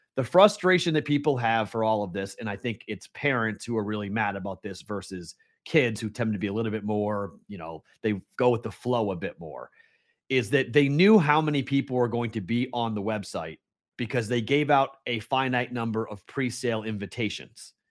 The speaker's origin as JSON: {"language": "English", "town": "Boston", "region": "Massachusetts", "country": "United States", "said": "I am the Bostonian"}